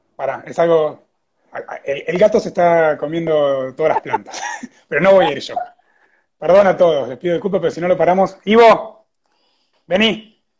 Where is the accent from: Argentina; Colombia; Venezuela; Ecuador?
Argentina; ya siendo argentino